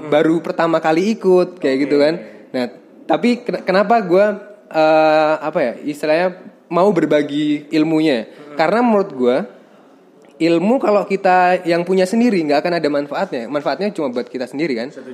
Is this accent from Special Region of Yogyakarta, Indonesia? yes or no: yes; Yogyakarta, Special Region of Yogyakarta, Indonesia; Tapi uh, emang basic gue dulu waktu SMP kan gue dari Jogja nih.